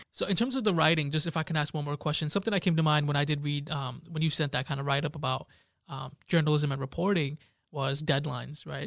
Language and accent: English; Jersey City, New Jersey, United States; I grew up in Jersey City